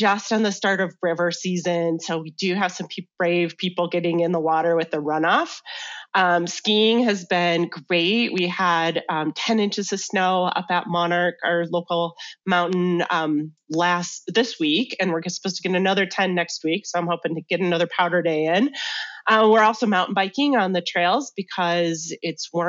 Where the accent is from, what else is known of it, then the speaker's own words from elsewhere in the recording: Michigan, United States; moved away as an adult; also born or lived in Chicago / Washington, District of Columbia, United States / North Carolina; now in Salida, United States; I grew up in the Midwest, though, in Michigan, and made my way out to Colorado in 2000.